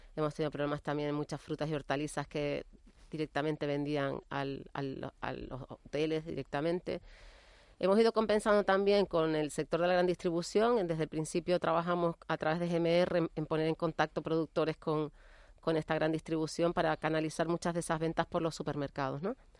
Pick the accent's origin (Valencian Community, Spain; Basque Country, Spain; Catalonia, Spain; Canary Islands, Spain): Canary Islands, Spain; Nosotros como canarios